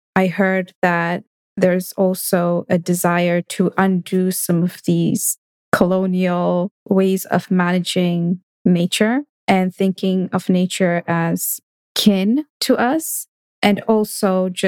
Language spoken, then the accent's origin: English; Kenya; I'm from Kenya, but I haven't had a chance to see the migration.